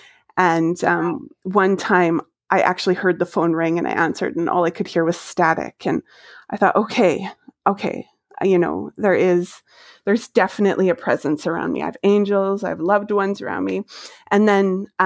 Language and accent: English; Maple Ridge, British Columbia, Canada; moved away as an adult; I grew up in Maple Ridge.